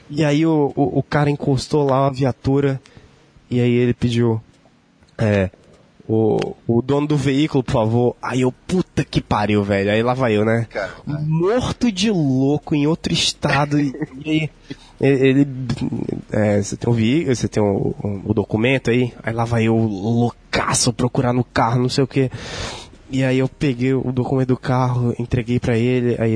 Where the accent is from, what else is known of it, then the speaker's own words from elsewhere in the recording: Rio Grande do Sul, Brazil; born there; eu nasci no Rio Grande do Sul